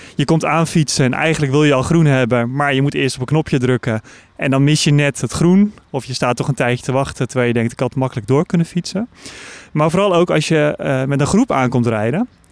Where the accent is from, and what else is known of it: Netherlands